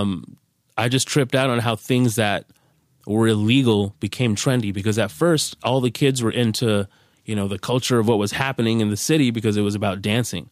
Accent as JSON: {"language": "English", "town": "Carson", "region": "California", "country": "United States", "said": "I'm from Carson, California, from where the … and … are from."}